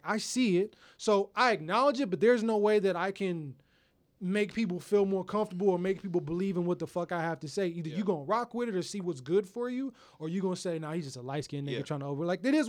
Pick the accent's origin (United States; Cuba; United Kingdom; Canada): United States; Houston, Texas; moved away; growing up in Houston, in the South